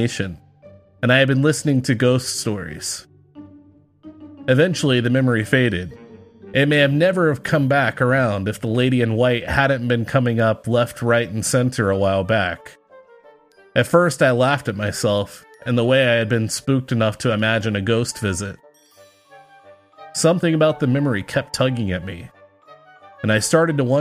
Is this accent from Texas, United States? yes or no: yes; Texas, United States; I grew up in the South, Texas